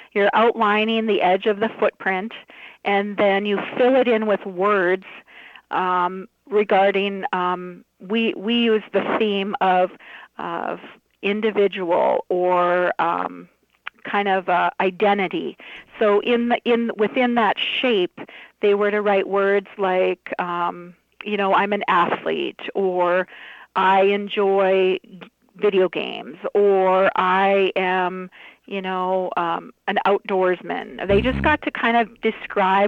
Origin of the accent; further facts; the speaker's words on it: Warren, Minnesota, United States; also born or lived in Moorhead, Minnesota; now in Hallock, United States; I was raised in Warren, Minnesota, and graduated from there.